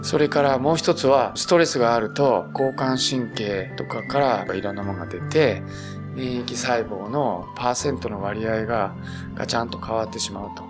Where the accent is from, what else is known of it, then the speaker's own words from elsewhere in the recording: Beppu, Oita, Japan; 私はあの、大分県の別府の生まれ